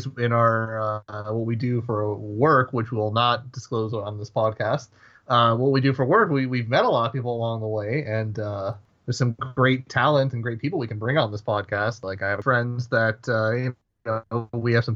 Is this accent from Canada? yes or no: yes; Toronto, Ontario, Canada; we're both from the Toronto area